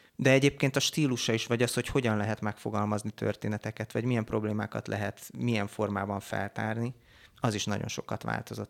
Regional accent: Hungary; itt nőttünk fel zömében, akik a, a cégnél dolgozunk

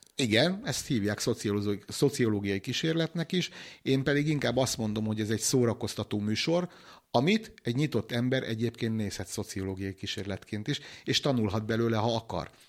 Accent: Hungary; vidéki faluból származom

